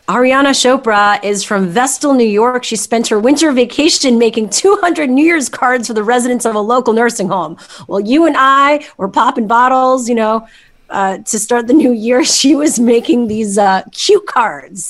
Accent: Montreal, Quebec, Canada; moved away; My uh, friends back in Montreal, my hometown

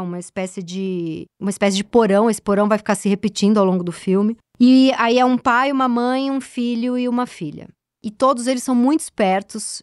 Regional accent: São Paulo, Brazil; also born or lived in Higienópolis, São Paulo; eu que nasci no Tatuapé, já sou uma moradora aqui do Centro Expandido Zona Oeste, moro em Higienópolis há um tempo

